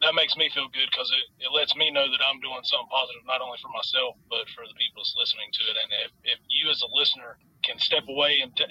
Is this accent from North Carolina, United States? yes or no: yes; Jacksonville, North Carolina, United States; We are from Jacksonville, North Carolina